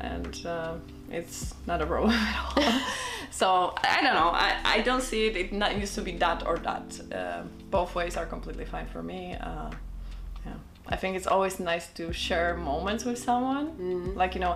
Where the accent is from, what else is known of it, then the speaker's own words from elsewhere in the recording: Gdańsk, Pomeranian Voivodeship, Poland; now in Vienna, Austria; in Poland, in Gdańsk, that's my hometown. That's where the memories are, that's where I grew up